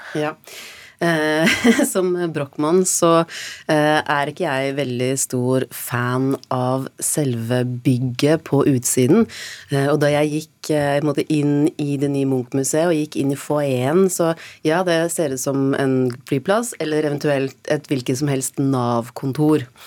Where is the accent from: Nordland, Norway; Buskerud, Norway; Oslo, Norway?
Oslo, Norway; vi som er født og oppvokst i Oslo